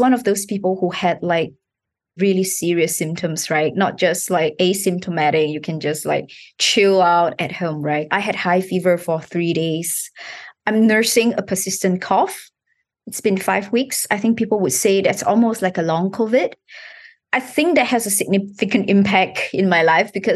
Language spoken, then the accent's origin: English; Malaysia; moved away as an adult; now in Singapore; I was born in Malaysia